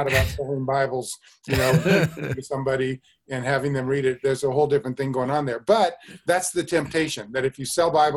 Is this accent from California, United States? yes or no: no; Denver, Colorado, United States; I grew up in the Christian Reformed Church, actually, in Denver, Colorado